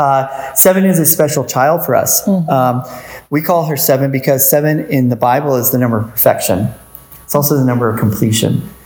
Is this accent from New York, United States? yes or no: no; St. Petersburg, Florida, United States; I came from St. Pete, which is a lot bigger than Ellisville